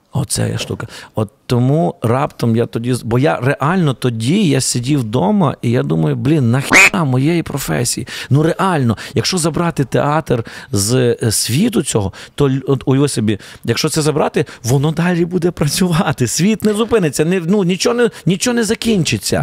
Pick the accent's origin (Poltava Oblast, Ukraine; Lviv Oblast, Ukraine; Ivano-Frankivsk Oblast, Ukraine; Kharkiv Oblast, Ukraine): Ivano-Frankivsk Oblast, Ukraine; Ivano-Frankivsk; я з Франківська